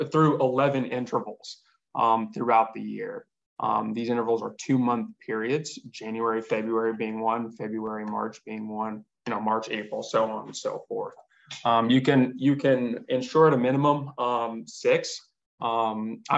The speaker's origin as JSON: {"language": "English", "region": "Southern Arizona", "country": "United States", "tie": "born or raised there", "said": "growing up in Southern Arizona"}